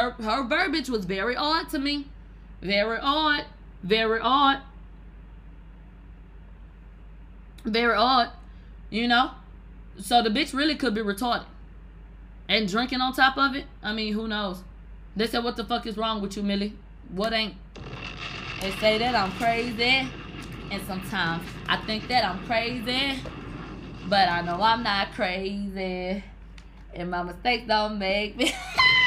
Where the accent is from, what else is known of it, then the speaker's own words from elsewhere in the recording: Houston, Texas, United States; I was a nigga from Houston